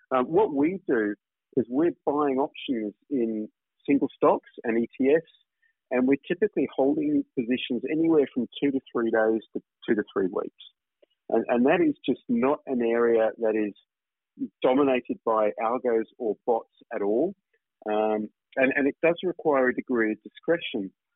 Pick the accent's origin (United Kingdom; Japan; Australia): Australia; accent: Australian; moved away as an adult; now in Singapore; I've obviously spent time in Australia